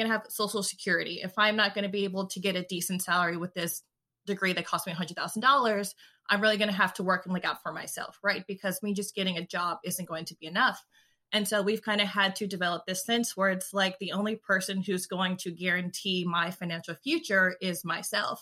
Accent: California, United States; I am from California, and I am a writer for a lot of things.

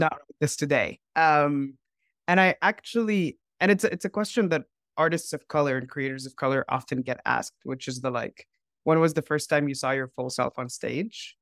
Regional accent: Dubai, United Arab Emirates; moved away as an adult; also born or lived in Cairo; now in United States; I grew up in Dubai

